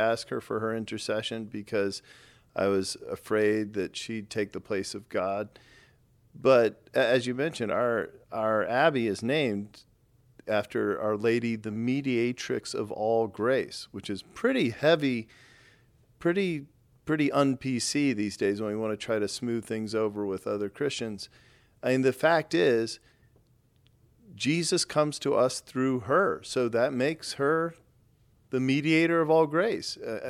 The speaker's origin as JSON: {"language": "English", "region": "Texas", "country": "United States", "tie": "born or raised there", "said": "I grew up in Texas, which is really pretty heavily Southern Baptist"}